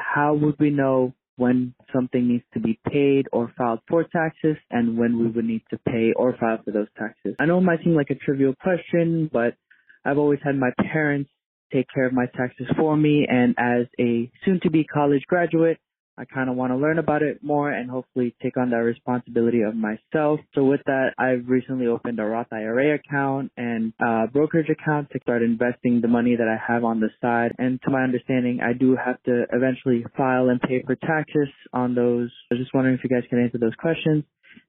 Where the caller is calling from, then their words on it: Pennsylvania, United States; I'm calling from Pennsylvania.